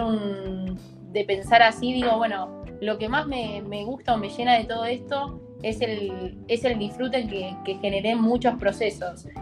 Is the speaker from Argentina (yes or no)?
yes; Argentina; also born or lived in Netherlands; nosotros como argentinos también desde lo social somos mucho más de, no sé, de abrazar